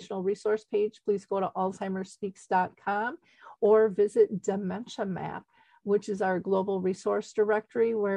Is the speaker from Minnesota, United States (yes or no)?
yes; Minnesota, United States; I grew up in Minnesota in the U.S.